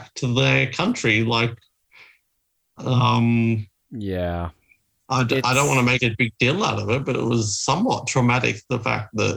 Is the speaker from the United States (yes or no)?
no; Tasmania, Australia; moved away as an adult; now in South Korea; where I'm from Tasmania